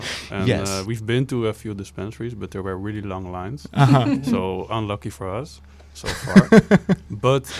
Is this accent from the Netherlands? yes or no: yes; Amsterdam, North Holland, Netherlands; I'm from Amsterdam